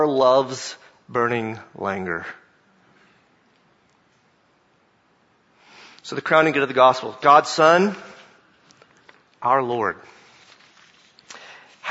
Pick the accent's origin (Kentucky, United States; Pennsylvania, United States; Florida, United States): Florida, United States; Jacksonville; I grew up in Jacksonville, Florida